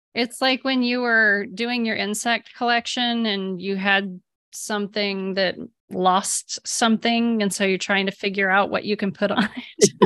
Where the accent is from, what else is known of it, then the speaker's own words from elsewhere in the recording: Ohio, United States; now in Texas, United States; I grew up in Ohio